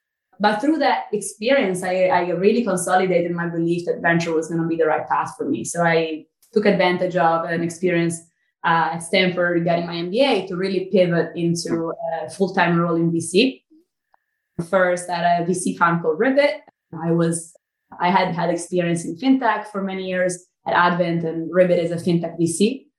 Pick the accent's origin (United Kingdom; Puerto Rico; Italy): Italy; Milan, Lombardy; accent: Italian; English is a second language; moved away as an adult; now in United States; I was actually born and raised in Italy.